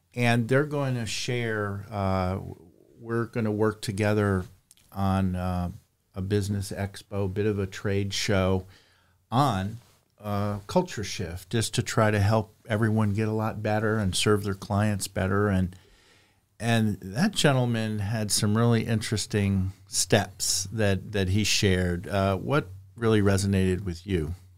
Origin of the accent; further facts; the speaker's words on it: New York, United States; I'm from New York